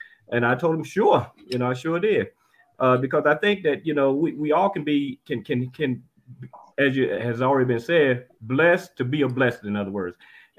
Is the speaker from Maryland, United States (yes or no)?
no; North Carolina, United States; I'm originally from North Carolina, old country boy, as a matter of fact.